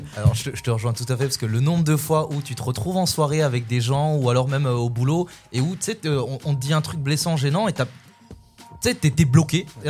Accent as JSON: {"language": "French", "town": "Louvain-la-Neuve", "region": "Wallonia", "country": "Belgium", "tie": "born or raised there", "said": "j'ai grandi en Belgique et j'ai grandi à Louvain-la-Neuve"}